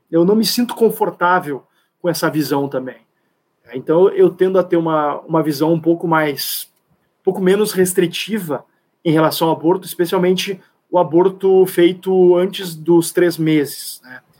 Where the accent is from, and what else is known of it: Rio Grande do Sul, Brazil